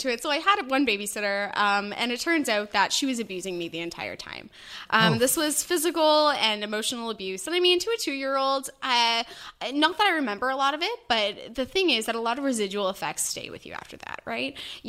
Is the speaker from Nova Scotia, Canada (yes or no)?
yes; Antigonish, Nova Scotia, Canada